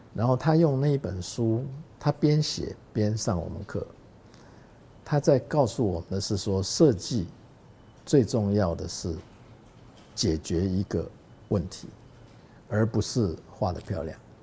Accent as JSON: {"language": "Chinese", "country": "Taiwan", "also_born_or_lived": "Hong Kong", "said": "因为你的根是在台湾嘛"}